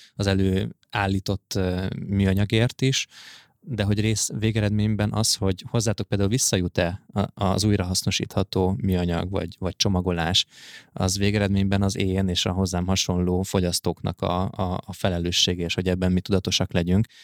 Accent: Hungary; nekünk, mint magyarok

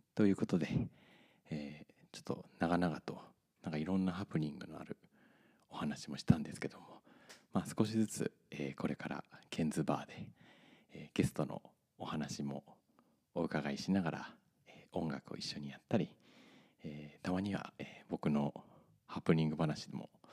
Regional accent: Fukaya, Saitama, Japan; moved away as an adult; also born or lived in Tokyo / Okinawa / Canada; now in Shiraoi, Japan; 埼玉県の深谷市というところで生まれましたネギと渋沢栄一の生誕の地と言われてる場所でガリガリ君ができた赤城乳業もあったりする町でございますそこで18まで育ちまして

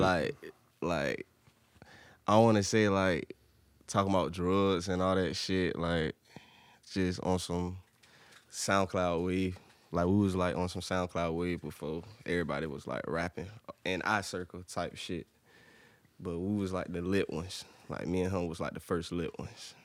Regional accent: Portsmouth, Virginia, United States; I'm from Portsmouth

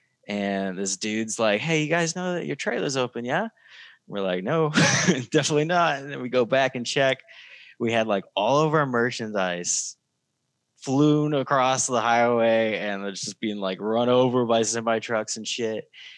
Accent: Osage Beach, Missouri, United States; accent: Missouri drawl; I'm from Osage Beach.

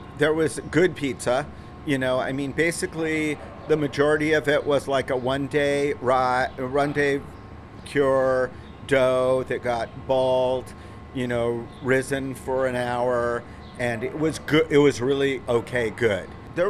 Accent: Los Angeles, California, United States; I grew up in Hollywood a lot.

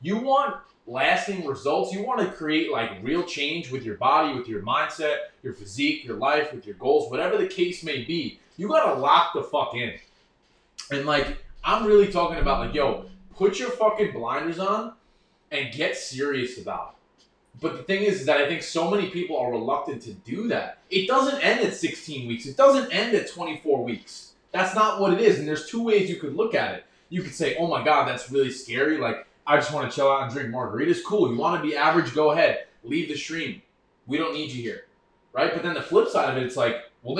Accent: New York, United States; I grew up in New York

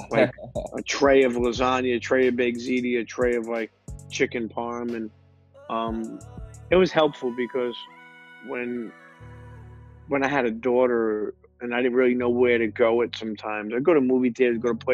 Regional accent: Coney Island, New York, United States; also born or lived in Bensonhurst; So me growing up in Coney Island, and the crazy thing is I got the best of both worlds because when I was 14, I did wind up moving into that area.

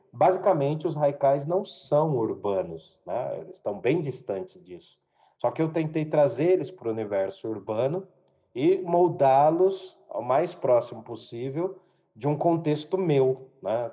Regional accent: Jundiaí, São Paulo, Brazil; sou nascido e criado em Jundiaí, morei alguns anos fora da cidade

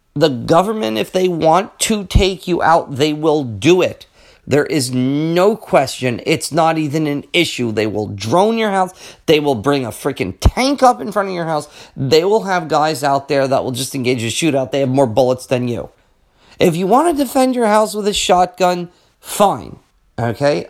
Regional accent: United States; as an American

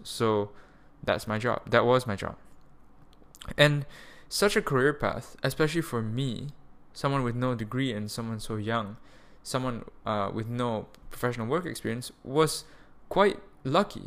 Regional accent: Malaysia; moved away as an adult; also born or lived in Germany; Malaysia, my home of, like, eighteen years. This is where I was born. I'm a Malaysian citizen

